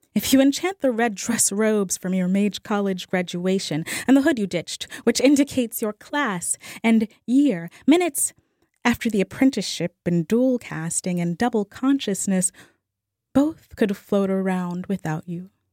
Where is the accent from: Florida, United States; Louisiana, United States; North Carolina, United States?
Louisiana, United States; New Orleans; I'm from New Orleans